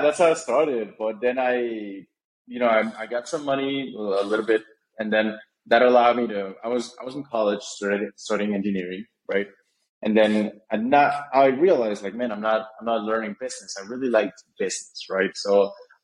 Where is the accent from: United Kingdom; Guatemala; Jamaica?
Guatemala; I'm born and raised in Guatemala, still live here